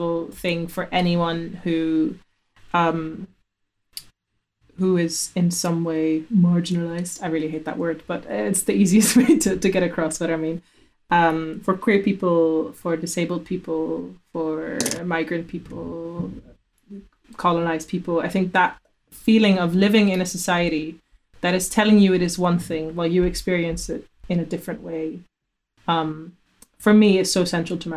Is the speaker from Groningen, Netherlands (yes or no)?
no; Amsterdam, North Holland, Netherlands; moved away; also born or lived in Glasgow; I'm from Amsterdam.